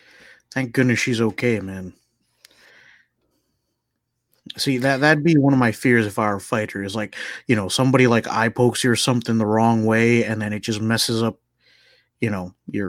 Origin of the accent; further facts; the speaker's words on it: New Jersey, United States; I'm from Jersey.